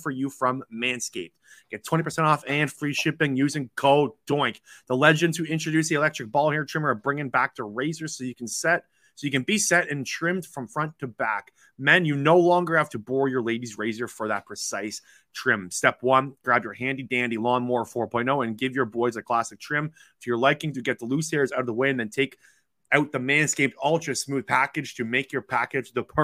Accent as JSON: {"language": "English", "area": "Toronto area", "region": "Ontario", "country": "Canada", "said": "So I'm from Toronto. I'm just 45 minutes from the Toronto area"}